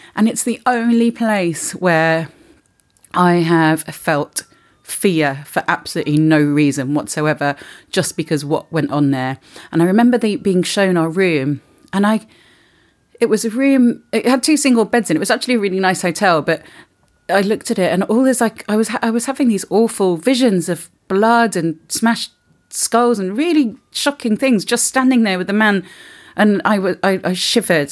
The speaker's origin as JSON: {"language": "English", "region": "England", "country": "United Kingdom", "moved": "yes", "lives_now": "Spain", "said": "we're English"}